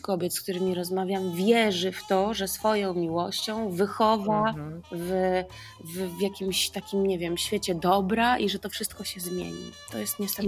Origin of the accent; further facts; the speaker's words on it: Kraków, Lesser Poland, Poland; u nas w Krakowie, yy, u babci